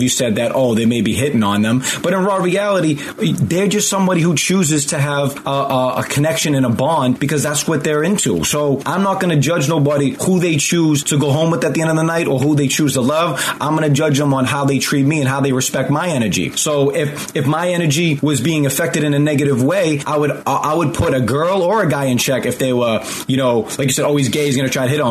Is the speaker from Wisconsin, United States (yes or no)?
no; just outside of Boston, Massachusetts, United States; I grew up just outside of Boston.